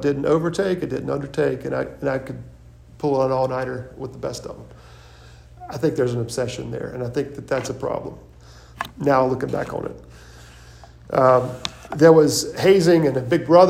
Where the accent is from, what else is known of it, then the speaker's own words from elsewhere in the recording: Irmo, South Carolina, United States; I'm from Irmo.